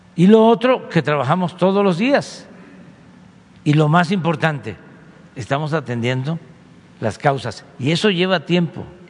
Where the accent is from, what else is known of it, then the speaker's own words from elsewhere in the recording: Mexico; que el mexicano no es malo por naturaleza, que no nacimos malos